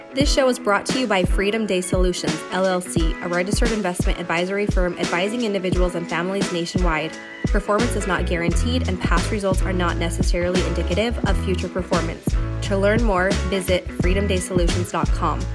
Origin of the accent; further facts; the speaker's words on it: Utah, United States; now in Idaho, United States; I grew up in Utah